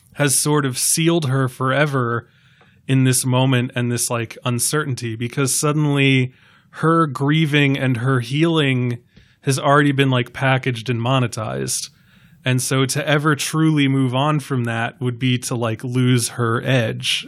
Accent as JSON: {"language": "English", "region": "New York", "country": "United States", "said": "as a New Yorker"}